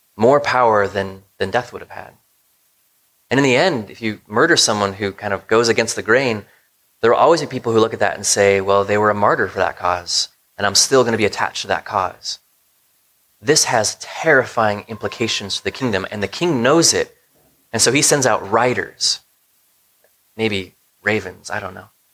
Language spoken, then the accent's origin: English; United States; as American Christians